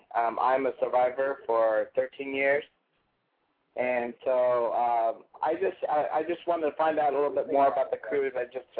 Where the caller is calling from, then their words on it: Atlanta, Georgia, United States; I'm calling from Atlanta.